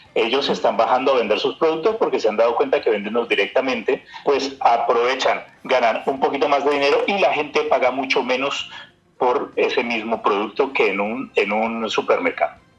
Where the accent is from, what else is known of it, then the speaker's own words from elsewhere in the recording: Colombia; now in Germany; nosotros también somos parte de Colombia